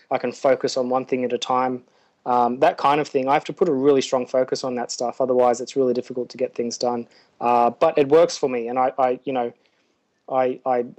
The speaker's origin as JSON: {"language": "English", "country": "Australia", "moved": "as an adult", "lives_now": "Nauru", "said": "my home is in Australia. So I'm Australian"}